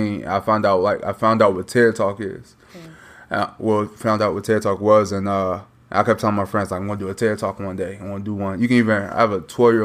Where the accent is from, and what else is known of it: Minnesota, United States; born or raised there; moved away as an adult; also born or lived in Chicago, Illinois; now in Little Rock, United States